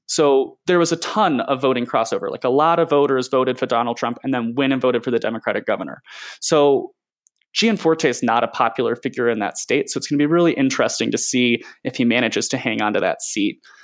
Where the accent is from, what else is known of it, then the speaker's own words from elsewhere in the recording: Boulder, Colorado, United States; also born or lived in Montana; now in Denver, United States; I grew up in Boulder, uh, and I n, now live in Denver, uh, after spending, you know, close to a decade in Montana